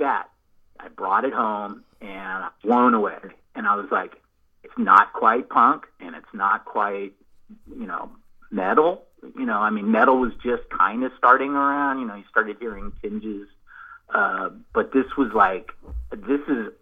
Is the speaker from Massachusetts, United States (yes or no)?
no; Bay Area, California, United States; When I was growing up in the Bay Area